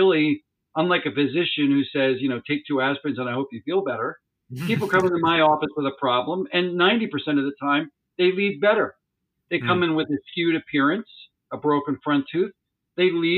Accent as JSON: {"language": "English", "area": "Montgomery County, outside Philadelphia", "region": "Pennsylvania", "country": "United States", "tie": "born or raised there", "said": "I have been born and raised in Montgomery County, which is one of the northern suburban counties outside of Philadelphia."}